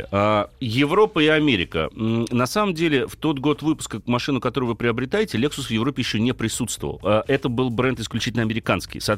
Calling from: Omsk, Omsk Oblast, Russia; я вообще из Омска звоню, из Сибири. То есть у нас здесь преимущественно праворукие машины

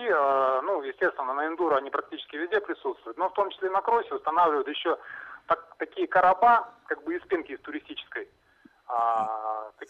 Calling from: Novosibirsk, Novosibirsk Oblast, Russia; Да, доб добрый день … это город Новосибирск.

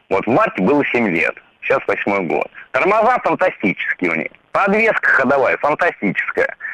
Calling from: Saint Petersburg, Russia; Я из Санкт-Петербурга.

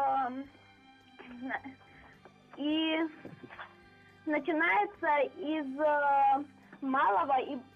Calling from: Volzhsky, Volgograd Oblast, Russia; Здрасте, я из

